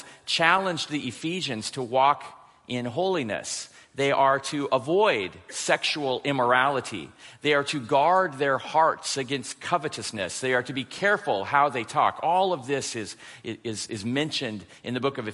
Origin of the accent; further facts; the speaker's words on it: Portland, Oregon, United States; I'm from Portland, Oregon